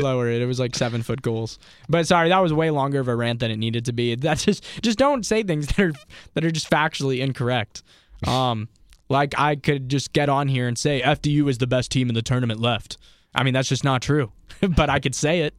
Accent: Raleigh, North Carolina, United States; also born or lived in Boone, North Carolina; now in Charlotte, United States; I grew up in Raleigh, not too far from downtown

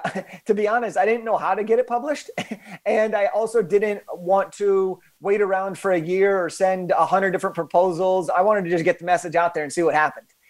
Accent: Los Angeles, California, United States; I'm from Los Angeles

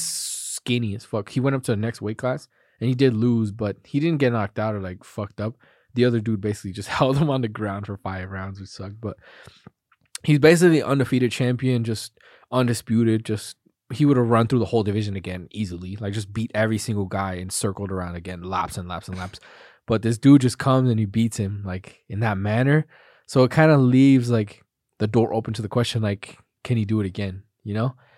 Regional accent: United States; proud to be an American.

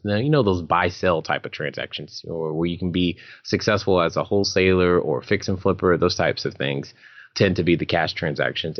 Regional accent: California, United States; moved away; my home state of California

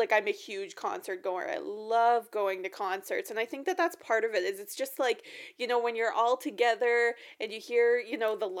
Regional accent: Saskatchewan, Canada; we're from Saskatchewan

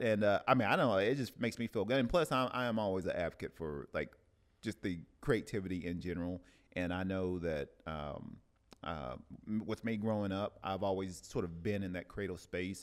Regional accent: Tennessee, United States; now in Oceanside, United States; I love my hometown from Tennessee

